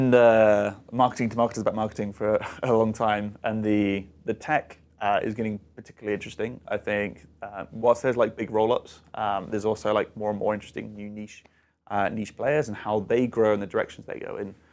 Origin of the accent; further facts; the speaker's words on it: United Kingdom; So I do travel a little bit, um, and as a Brit, I'm very fond for my tea.